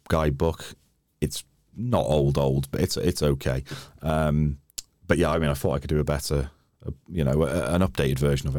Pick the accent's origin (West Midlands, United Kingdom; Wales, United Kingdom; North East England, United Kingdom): Wales, United Kingdom; Wrexham; moved away; also born or lived in London; I'm Welsh